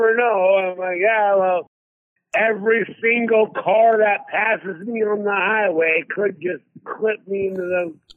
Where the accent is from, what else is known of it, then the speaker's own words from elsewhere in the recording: Excelsior, Minnesota, United States; it was in Excelsior, Minnesota, my hometown, by the way, where I was born and raised